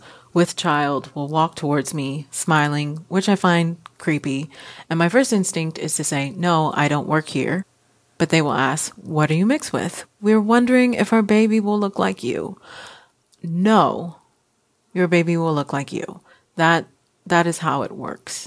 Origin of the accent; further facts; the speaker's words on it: Houston, Texas, United States; now in Seattle, United States; born and raised in Houston, Texas. I'm currently in Seattle.